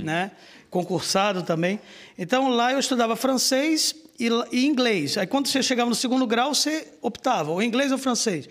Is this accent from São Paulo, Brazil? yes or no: no; Rio de Janeiro, Brazil; moved away as an adult; now in Blumenau, Brazil; eu sou natural do Rio de Janeiro